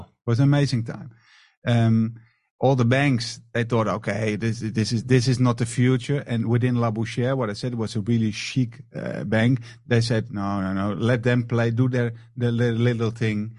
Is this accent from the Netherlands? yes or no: yes; Amsterdam, North Holland, Netherlands; moved away as an adult; now in Marbella, Spain; I'm from the Netherlands, from Amsterdam.